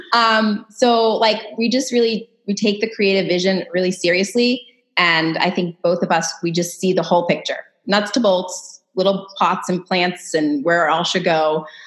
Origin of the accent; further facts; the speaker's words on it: Massachusetts, United States; moved away as an adult; also born or lived in California; we're both from Massachusetts